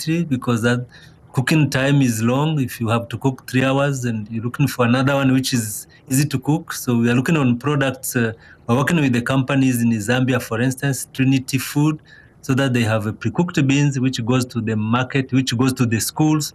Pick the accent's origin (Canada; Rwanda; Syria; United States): Rwanda; I'm from Rwanda originally